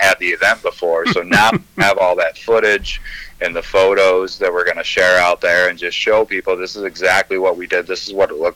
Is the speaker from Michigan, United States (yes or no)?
yes; Three Rivers, Michigan, United States; I'm from Three Rivers